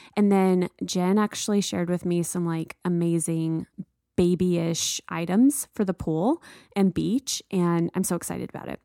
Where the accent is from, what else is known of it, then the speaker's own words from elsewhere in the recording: the South, United States; moved away; growing up in the South